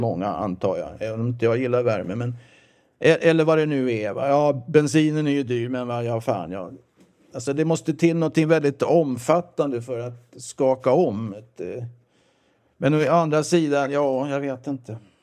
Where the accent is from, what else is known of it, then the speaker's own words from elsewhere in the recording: southern suburbs of Stockholm, Stockholm County, Sweden; also born or lived in Växjö, Småland; jag är visserligen född i Växjö, som jag sa, eller Småland. Då, då. Men jag kom till Stockholm 1956 och är uppvuxen i Stockholms södra förorter. Eh, Trångsund, Skogås